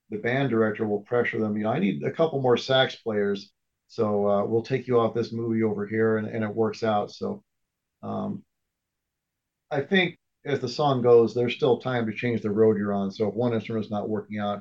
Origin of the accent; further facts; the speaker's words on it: near Indianapolis, United States; moved away as an adult; now in Phoenix, United States; I grew up near Indianapolis and moved out to Phoenix